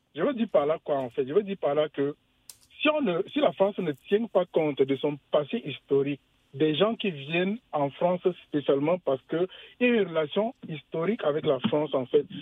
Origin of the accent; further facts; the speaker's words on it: Cameroon; moved away; je viens du Cameroun